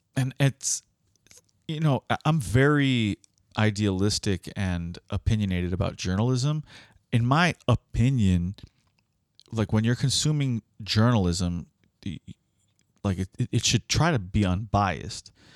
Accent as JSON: {"language": "English", "town": "Miami", "region": "Florida", "country": "United States", "said": "we are from Miami"}